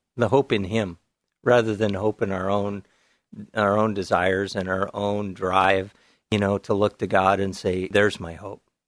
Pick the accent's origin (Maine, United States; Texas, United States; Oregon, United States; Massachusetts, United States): Oregon, United States; Whiskey Hill; I grew up in the Canby area, out in the farm country in the big town of Whiskey Hill